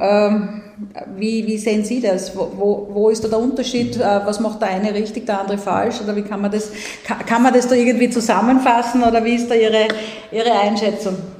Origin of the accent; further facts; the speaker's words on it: Graz, Styria, Austria; als Grazerin